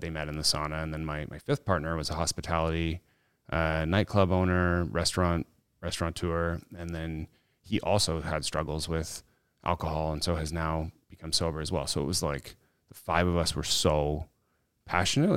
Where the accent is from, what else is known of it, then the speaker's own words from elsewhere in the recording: Canada; this Canadian kid